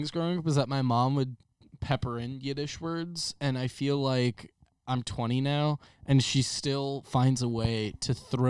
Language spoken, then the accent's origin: English; New York, United States; Today, we're going to be talking about our experiences growing up on Long Island, and we have some special guests with us.